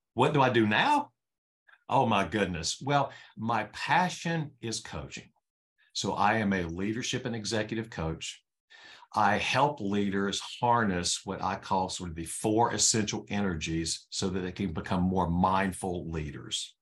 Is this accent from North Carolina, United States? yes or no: yes; North Carolina, United States; I was born in North Carolina